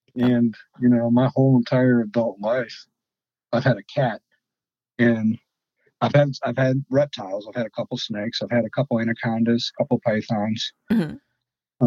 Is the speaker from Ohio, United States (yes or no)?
yes; Sandusky, Ohio, United States; moved away as an adult; now in Fort Wayne, United States; I'm from Sandusky, Ohio. I'm an Ohio boy too